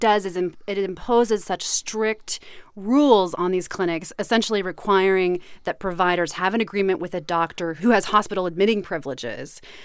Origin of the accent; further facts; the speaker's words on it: Kansas City, Missouri, United States; I'm from Kansas City